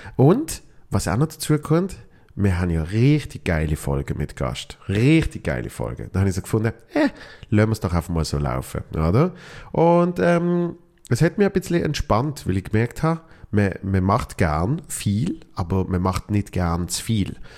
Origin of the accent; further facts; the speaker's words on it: Basel, Basel-Stadt, Switzerland; meiner Heimat äh, Basel